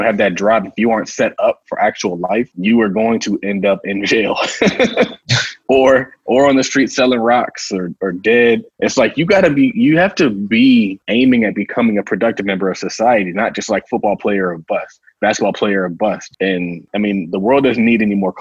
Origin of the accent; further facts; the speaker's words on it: San Diego, California, United States; I'm from San Diego